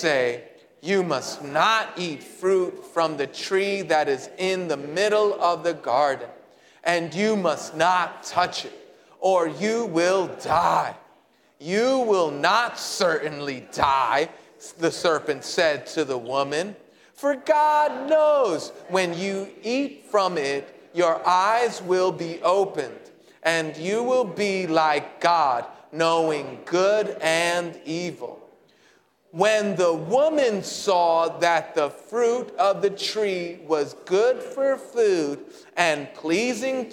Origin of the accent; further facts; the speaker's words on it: Puerto Rico; I'm Puerto Rican